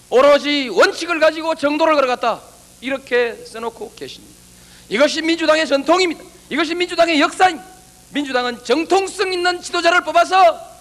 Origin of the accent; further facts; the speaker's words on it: Yeongnam, South Korea; 내 고향 영남을 버린 일도 없습니다